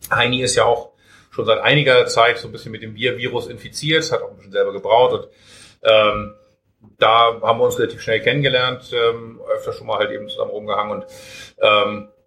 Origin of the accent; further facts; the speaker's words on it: Hamburg, Germany; als äh, Hamburger Jung und Brauer